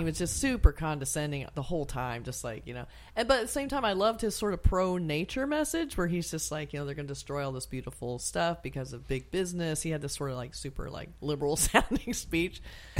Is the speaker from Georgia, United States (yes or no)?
yes; Atlanta, Georgia, United States; we're all from Atlanta. We know what Atlanta's like. It's a big city.